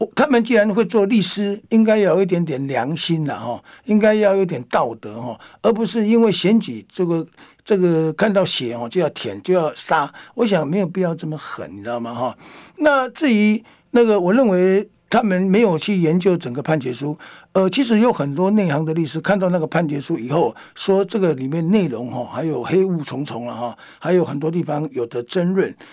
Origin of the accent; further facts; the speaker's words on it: Miaoli County, Taiwan; 我们苗栗人